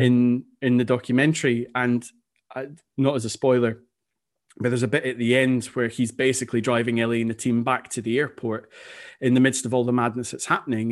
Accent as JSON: {"language": "English", "region": "Scotland", "country": "United Kingdom", "said": "being Scottish, Scotland is my national team"}